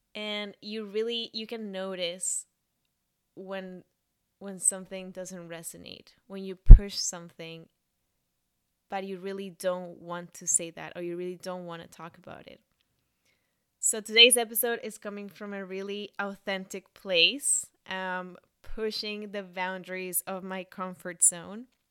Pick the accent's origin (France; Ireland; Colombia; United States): Colombia; Bogotá; English is a second language; moved away as an adult; also born or lived in Montreal / Toronto; I moved from my hometown, Bogota, to Montreal to study French for six months.